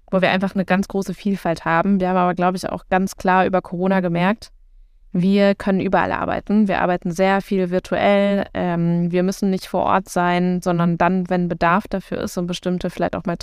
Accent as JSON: {"language": "German", "region": "North Rhine-Westphalia", "country": "Germany", "tie": "born there", "lives_now": "Berlin, Germany", "said": "Also ich plädiere ja groß für das Sauerland. Ich komme gebürtig aus dem Sauerland."}